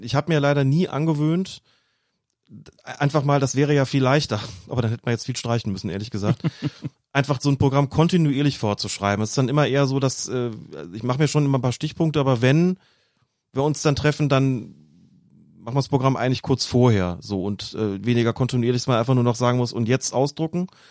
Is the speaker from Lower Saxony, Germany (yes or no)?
no; Windhagen, Rhineland-Palatinate, Germany; Meine Jugendtrainer hießen Erwin Potratz und Gerd Reufels. Gerd Reufels, beide beim SV Windhagen im, im Westerwald, Fußballverband Rheinland